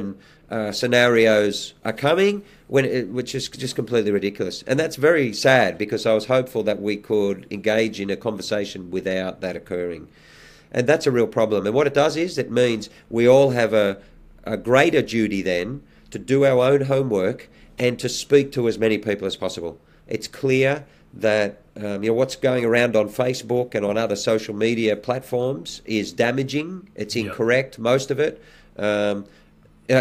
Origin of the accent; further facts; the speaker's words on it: Australia; my lifetime as an Australian